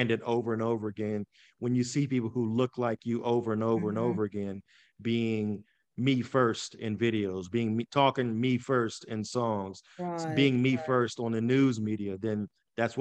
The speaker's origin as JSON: {"language": "English", "region": "West Virginia", "country": "United States", "tie": "born or raised there", "moved": "yes", "lives_now": "Pittsburgh, United States", "said": "growing up in West Virginia, there's a stereotype"}